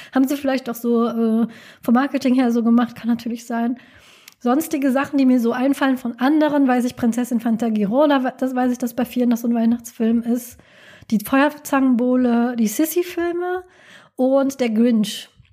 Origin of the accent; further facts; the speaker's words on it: Rhineland, Germany; in der Gegend, wo ich herkomme, ist also Rheinland